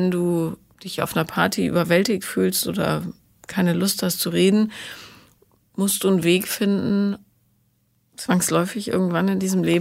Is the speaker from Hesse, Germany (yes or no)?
no; near Aachen, North Rhine-Westphalia, Germany; accent: Rhenish; aus der Nähe von Aachen.